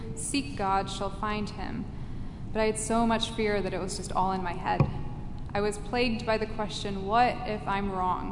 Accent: England, United Kingdom; I grew up in England where religion simply wasn't talked about at that time

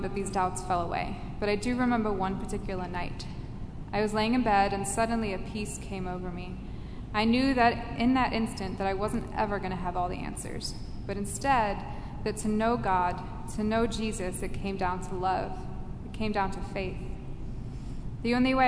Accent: England, United Kingdom; I grew up in England where religion simply wasn't talked about at that time

